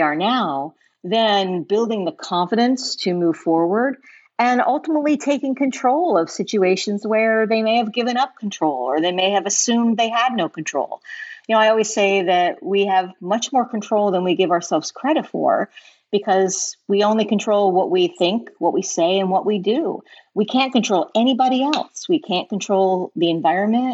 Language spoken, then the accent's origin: English; central Illinois, United States; moved away as an adult; also born or lived in Chicago / New York / Connecticut / Atlanta; now in Southwest Florida, United States; So we grew up in Illinois, but I lived in Illinois, central Illinois, then went to school in Chicago, lived there, moved to New York, moved to Connecticut, moved to Atlanta before getting here.